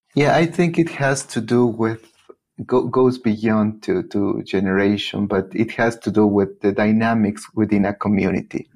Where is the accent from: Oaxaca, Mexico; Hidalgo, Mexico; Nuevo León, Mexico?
Oaxaca, Mexico; Teotitlán del Valle; English is a second language; moved away as an adult; now in Boulder, United States; I'm from Teotitlan del Valle and uh, it's a community when during my childhood most of kids were bilingual Zapotec and Spanish